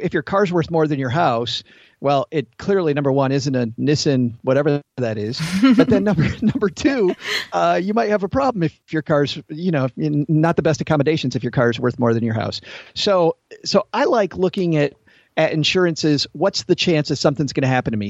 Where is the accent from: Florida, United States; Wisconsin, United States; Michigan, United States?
Michigan, United States; Southwest; accent: middle Midwestern; Southwest Michigan, close to the Indiana border